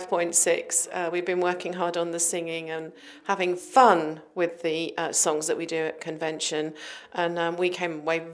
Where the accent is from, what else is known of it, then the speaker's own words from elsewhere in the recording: Lowestoft, East of England, United Kingdom; I'm from Lowestoft in Suffolk, so I'm across the border.